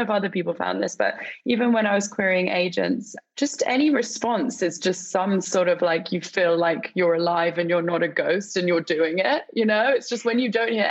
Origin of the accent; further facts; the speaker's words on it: England, United Kingdom; I'm obviously English